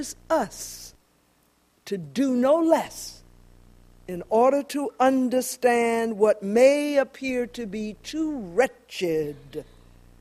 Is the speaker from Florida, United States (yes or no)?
yes; Jacksonville, Florida, United States; the community that I grew up in Jacksonville, Florida